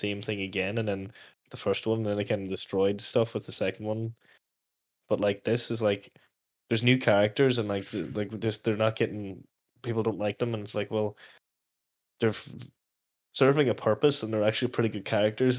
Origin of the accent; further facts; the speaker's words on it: Letterkenny, Ulster, Ireland; the town, like, as in from my hometown